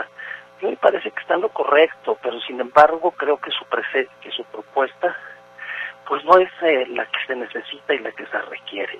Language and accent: Spanish; Mexico; nuestro país